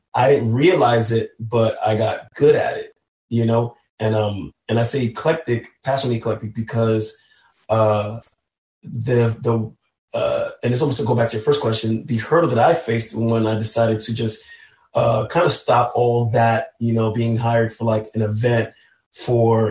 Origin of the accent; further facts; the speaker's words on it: New York City, New York, United States; though I'm from New York City, I'm born of Haitian descent